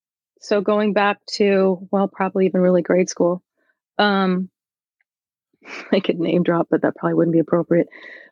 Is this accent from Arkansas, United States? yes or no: no; Seattle, Washington, United States; I did. Born and raised in View Ridge.